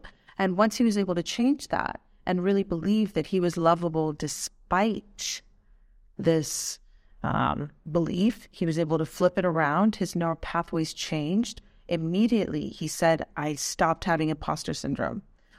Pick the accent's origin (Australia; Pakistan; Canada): Pakistan; born there; Well, my heritage is Afghani, but I was born in Pakistan, and I witnessed, you know, as you can imagine, some trauma growing up.